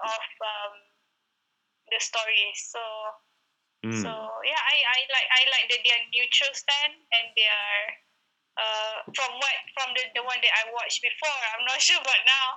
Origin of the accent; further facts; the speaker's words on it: Malaysia; as Malaysian